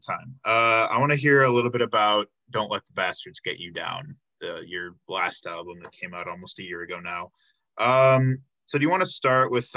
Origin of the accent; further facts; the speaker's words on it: Illinois, United States; moved away; it was pop, you know, cuz I'm from Illinois, but it became soda once I came here